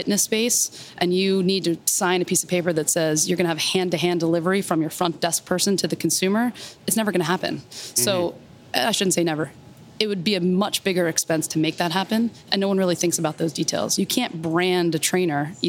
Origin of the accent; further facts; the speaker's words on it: New Jersey, United States; now in New York, United States; So I am a Jersey girl, grew up in South Jersey